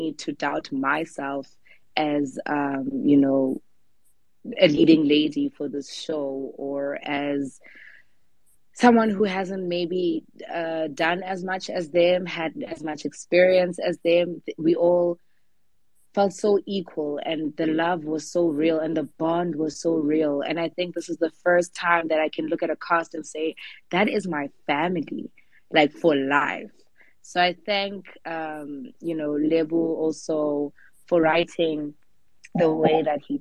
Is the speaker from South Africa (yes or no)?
yes; South Africa; we are South African artists